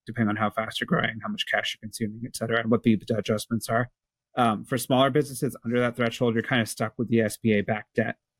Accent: Canada; I'm Canadian

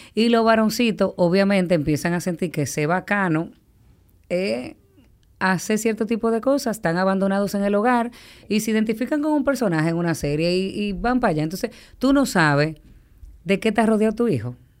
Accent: Dominican Republic; yo como dominicana

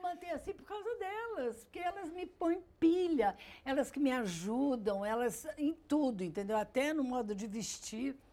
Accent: Rio de Janeiro, Brazil; also born or lived in Grajaú, Rio de Janeiro / Ipanema, Rio de Janeiro; Fui para o Leblon, eu tinha uns seis anos, cinco anos

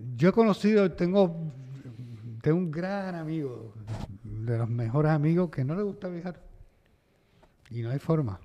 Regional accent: Panama; moved away; also born or lived in United States; nací en Panamá, en, la zona del canal

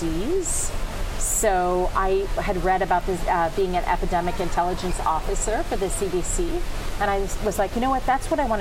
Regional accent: New Jersey, United States; moved away as an adult; also born or lived in Chennai, India; I grew up in New Jersey

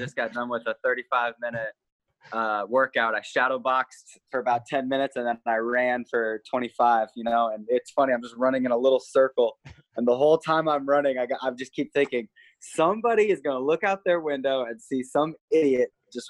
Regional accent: Missouri, United States; also born or lived in Nebraska; I'm from Missouri, and before that I was from Nebraska, and both those places are known for being pretty humid.

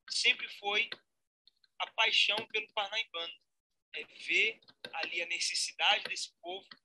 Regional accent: Brazil; como brasileiro

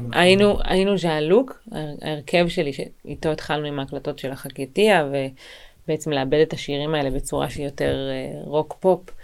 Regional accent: Israel; אני גדלתי ב, בישראל, וגדלתי במשפחה שהיא מרוקאית וברזילאית

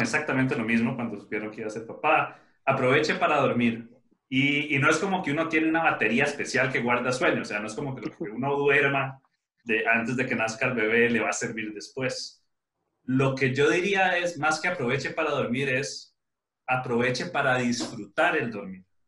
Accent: Costa Rica; yo soy de Costa Rica

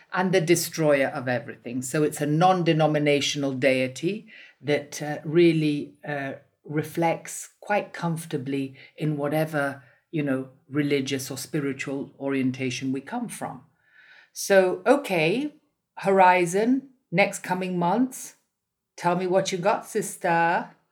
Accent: Italy; I'm from Italy

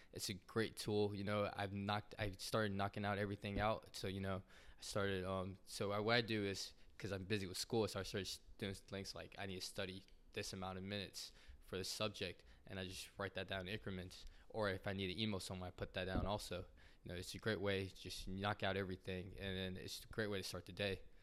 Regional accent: Atlanta, Georgia, United States; I grew up in Atlanta, Georgia

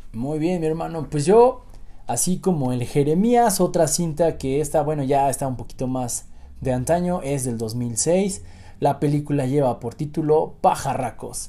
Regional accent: Mexico; also born or lived in Tulancingo, Hidalgo; como mexicanos

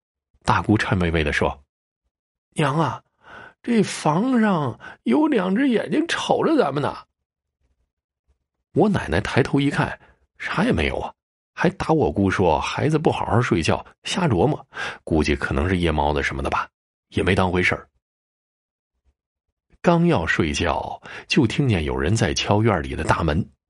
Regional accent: Tai'an, Northeast China, China; 我老家在东北的泰安县。这故事发生的时候，我爸才三岁。因为家里是农村

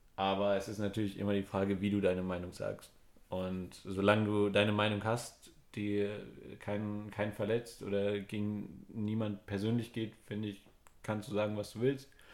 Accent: Germany; wir als Deutsche

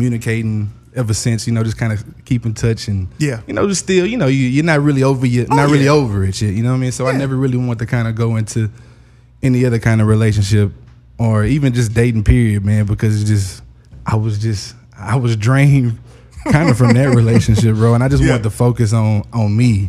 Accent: Houston, Texas, United States; I'm from Houston, Texas.

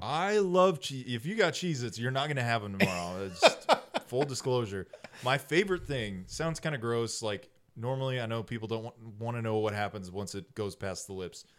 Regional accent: Texas, United States; I'm from Texas

